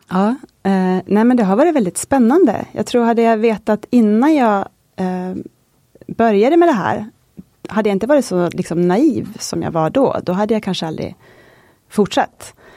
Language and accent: Swedish; Kåge, Västerbotten County, Sweden; moved away; jag kommer från en liten by som heter Kåge utanför Skellefteå, en mil norr om Skellefteå